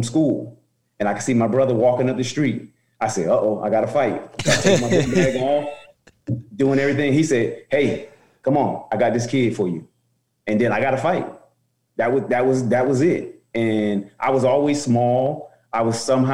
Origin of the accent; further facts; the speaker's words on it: Roselle, New Jersey, United States; moved away; also born or lived in Newark, New Jersey / Nebraska; In Roselle, I was born in Newark, New Jersey. My mom and dad divorced and separated, moved us to Roselle